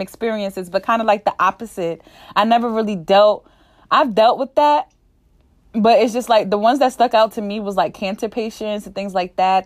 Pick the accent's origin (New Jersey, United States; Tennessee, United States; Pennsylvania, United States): New Jersey, United States; I'm from New Jersey